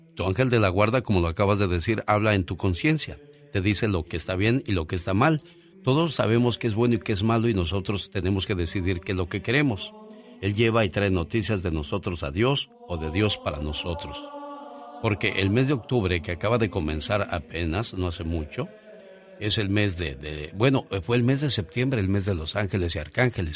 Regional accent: Guanajuato, Mexico; moved away; Un día salí de Guanajuato, pero Guanajuato nunca salió de mí.

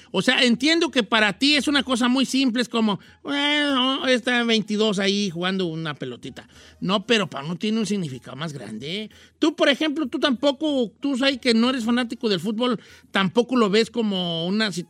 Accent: Mexico; yo soy conformista como buen mexicano, ¿no?

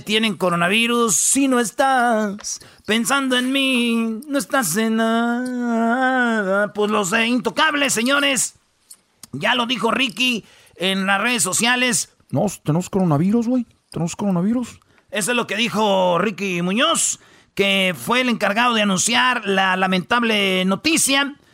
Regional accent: Mexico; now in United States; somos los mexicanos

